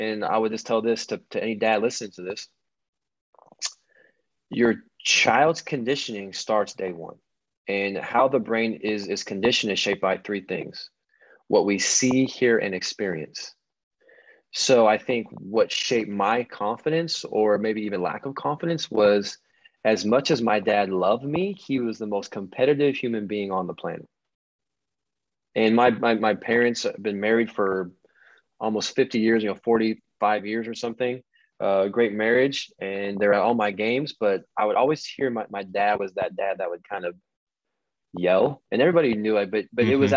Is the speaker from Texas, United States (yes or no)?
no; Puyallup, Washington, United States; from Puyallup, Washington, which is, you got Seattle. It's just south of Seattle. So I'm from the Northwest, the youngest of 2